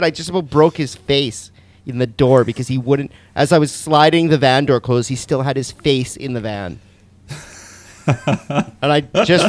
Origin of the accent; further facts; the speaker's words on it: Canada